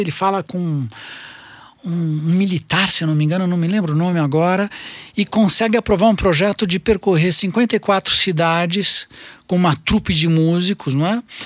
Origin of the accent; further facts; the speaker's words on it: Brazil; nós brasileiros